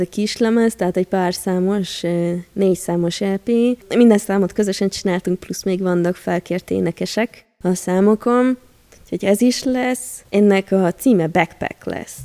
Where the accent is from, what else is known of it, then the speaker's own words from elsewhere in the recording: Hungary; magyar vagyok